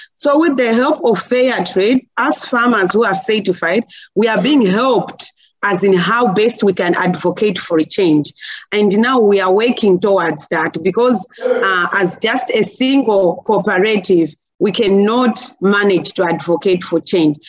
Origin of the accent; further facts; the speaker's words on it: Chikwawa district, Southern Region, Malawi; from Malawi. It's in the southern part of Africa. And here in Malawi, I'm coming from Chikwawa district